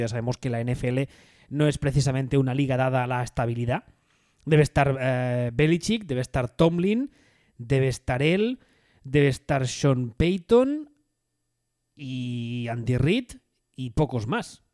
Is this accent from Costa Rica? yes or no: no; Catalonia, Spain; como catalán